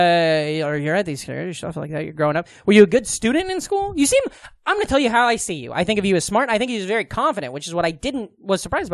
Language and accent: English; Iowa, United States; I'm from Iowa